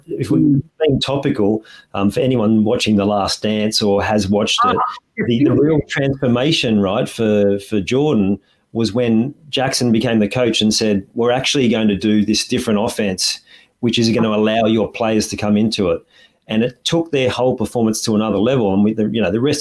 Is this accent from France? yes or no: no; Australia; as an Aussie